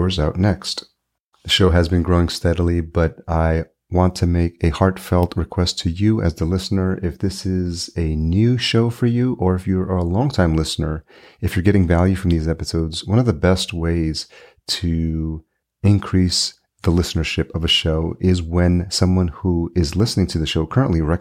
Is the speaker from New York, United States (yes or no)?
yes; Yonkers, New York, United States; now in Minneapolis, United States; home is Minneapolis now, but I grew up in Yonkers